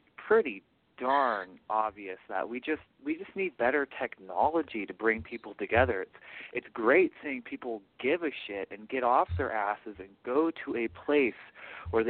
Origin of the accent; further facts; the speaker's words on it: Portland, Oregon, United States; moved away; I am from Portland, Oregon